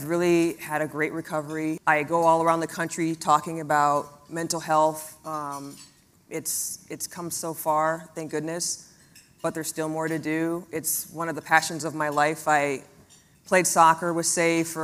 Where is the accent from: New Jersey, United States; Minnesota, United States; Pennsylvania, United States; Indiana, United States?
Minnesota, United States; also born or lived in Massachusetts; I was born in the Midwest in Minnesota.